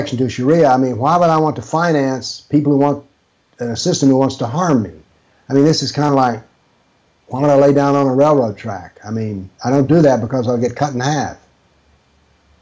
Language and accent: English; United States; accent: American; my American accent